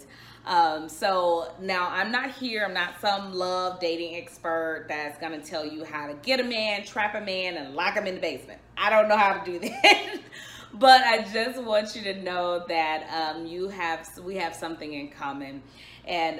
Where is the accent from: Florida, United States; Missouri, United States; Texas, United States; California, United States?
Texas, United States; Dallas; I am from Dallas, Texas